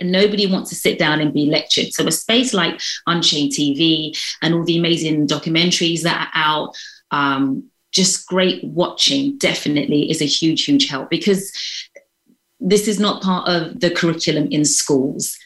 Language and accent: English; London, United Kingdom; moved away as an adult; now in United States; I'm from London, so I consider I've lived quite a privileged life